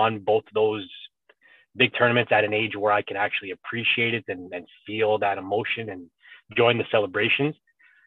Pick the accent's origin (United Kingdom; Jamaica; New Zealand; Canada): Canada; I'm of Italian lineage, but I was born in Canada